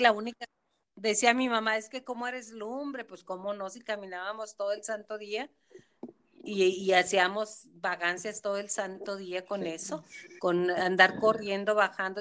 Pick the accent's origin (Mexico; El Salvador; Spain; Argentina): Mexico; como cultura mexicana